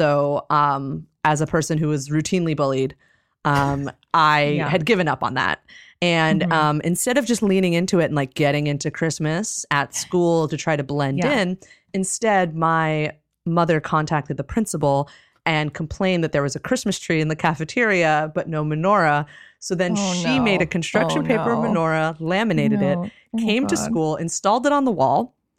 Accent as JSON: {"language": "English", "region": "New Jersey", "country": "United States", "said": "And, no, I'm from New Jersey"}